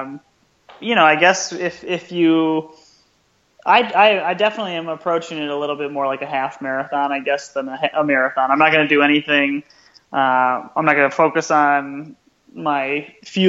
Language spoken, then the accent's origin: English; Grand Rapids, Michigan, United States; right here in my hometown